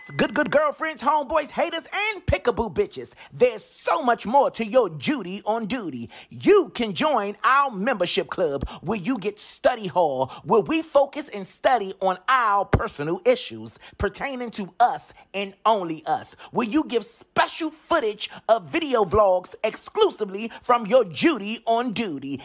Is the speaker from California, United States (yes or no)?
no; Washington, District of Columbia, United States; moved away; in DC in my hometown